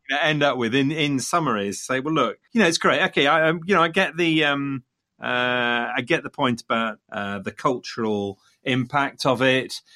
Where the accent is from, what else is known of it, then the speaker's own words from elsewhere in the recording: Leicester, East Midlands, United Kingdom; coming from Leicester, Leicester being my hometown